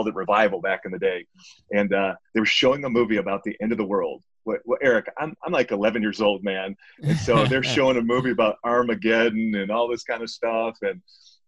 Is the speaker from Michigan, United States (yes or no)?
yes; Detroit, Michigan, United States; I grew up in Detroit, Michigan